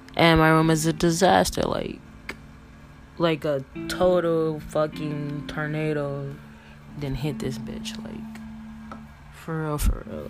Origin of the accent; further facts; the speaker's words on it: Michigan, United States; I'm from Michigan